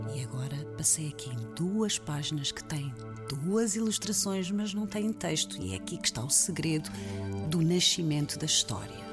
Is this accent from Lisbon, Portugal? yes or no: yes; Lisbon, Portugal; nasci em Lisboa